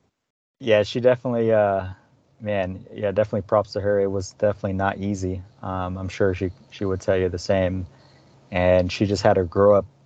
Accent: Dallas, Texas, United States; I was born in Dallas, Texas. I've lived in Dallas, Texas all my life

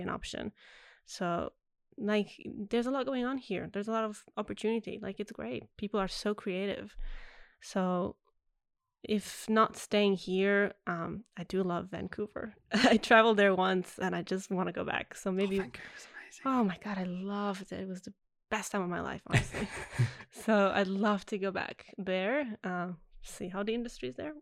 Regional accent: Italy; first language Italian; English is a second language; now in Australia; I grew up in Italy, so mm. every movie was dubbed in Italian

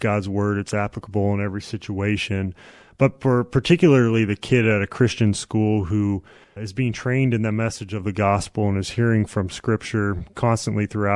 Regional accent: Youngstown, Ohio, United States; moved away as an adult; also born or lived in Nebraska; now in Omaha, United States; I grew up in Youngstown, Ohio

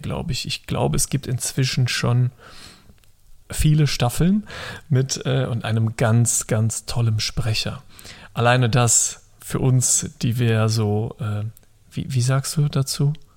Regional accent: Rhineland, Germany; als Rheinländer

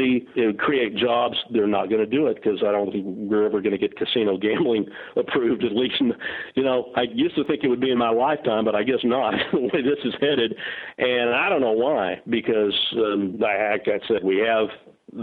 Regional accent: Arlington, Texas, United States; also born or lived in Dallas, Texas; growing up in Arlington

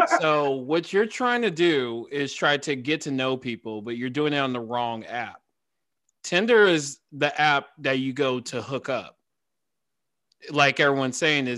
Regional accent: Covina, California, United States; I'm from Covina

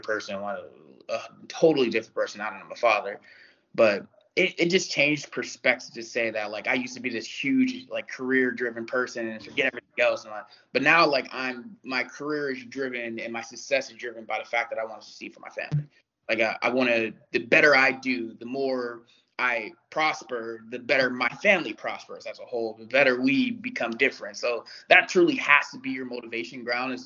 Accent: Youngstown, Ohio, United States; moved away; I grew up in Youngstown, Ohio

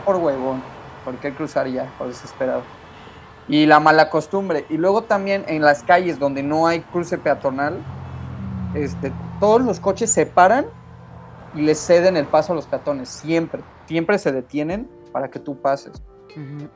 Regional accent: Mexico City, Mexico; now in Canada; yo soy de la Ciudad de México

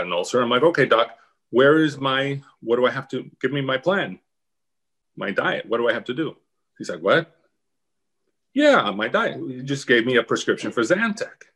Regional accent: Miami, Florida, United States; moved away as an adult; I was from Miami

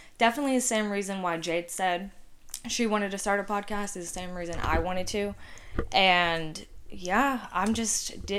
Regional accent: Athens, Georgia, United States; also born or lived in Gwinnett County, Georgia; And I'm from, like, I always just say, like, Athens, but it's, like, a small town outside Athens. Anyway, I also grew up in Gwinnett, though.

